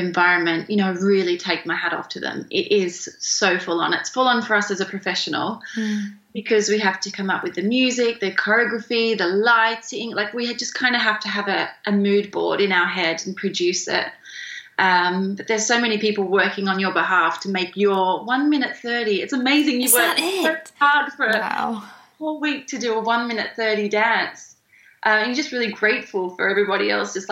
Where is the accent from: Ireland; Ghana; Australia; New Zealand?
Australia; moved away as an adult; now in England; I'm from Australia. I moved to England in 2009